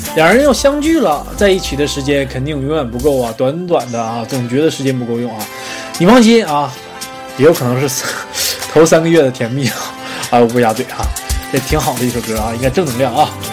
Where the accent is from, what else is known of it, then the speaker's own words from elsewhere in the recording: Northeast China, China; 我是东北人，冬天没有麻雀啊，早冻死了啊